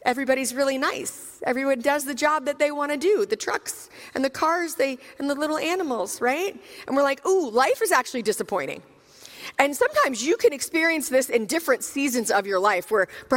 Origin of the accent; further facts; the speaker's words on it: Richmond, Virginia, United States; I'm actually from Richmond, Virginia